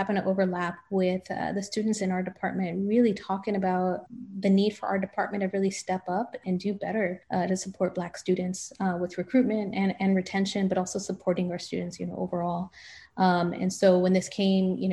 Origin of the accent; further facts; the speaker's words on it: Los Angeles, California, United States; growing up in Los Angeles